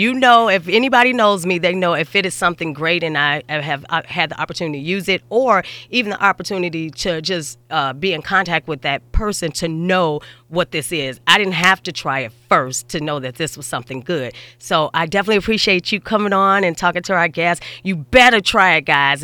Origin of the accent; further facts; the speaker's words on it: Chicago, Illinois, United States; I'm from Chicago